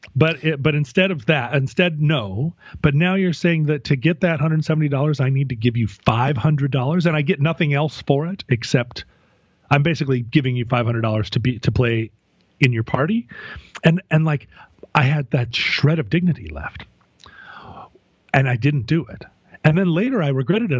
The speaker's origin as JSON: {"language": "English", "region": "Alaska", "country": "United States", "tie": "born or raised there", "said": "growing up in Alaska"}